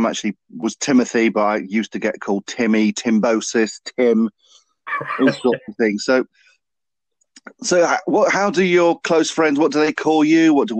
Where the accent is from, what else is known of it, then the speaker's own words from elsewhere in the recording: Derby, East Midlands, United Kingdom; I'm originally from Derby, so I'm not from Nottingham